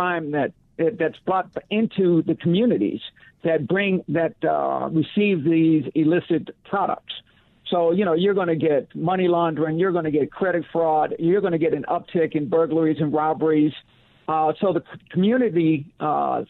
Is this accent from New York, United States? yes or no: yes; New York City, New York, United States; I'm a New Yorker, grew up in New York, went to school at John Jay College of Criminal Justice.